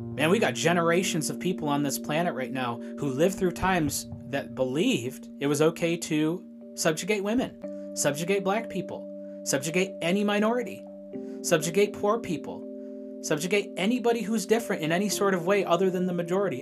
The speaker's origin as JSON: {"language": "English", "town": "Shelby", "country": "United States", "tie": "born or raised there", "said": "I was born in Shelby, uh, the Shelby State Hospital out there."}